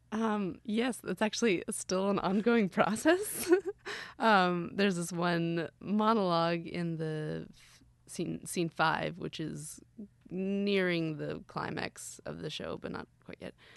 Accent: Gainesville, Florida, United States; now in Orlando, United States; I grew up actually doing summer camps at the Hippodrome

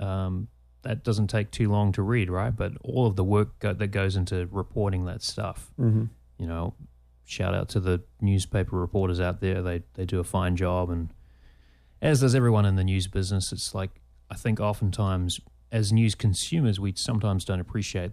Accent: Christchurch, Canterbury, New Zealand; accent: New Zealand; moved away as an adult; now in United States; the Christchurch Press, my hometown newspaper

